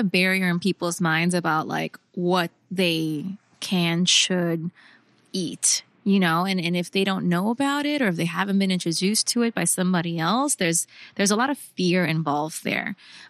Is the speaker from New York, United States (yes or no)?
yes; New York, United States; So I grew up in New York in the 90s.